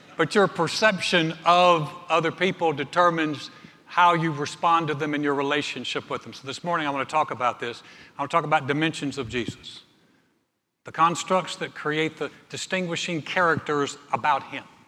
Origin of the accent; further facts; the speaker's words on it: North Carolina, United States; the mountains of my home state, North Carolina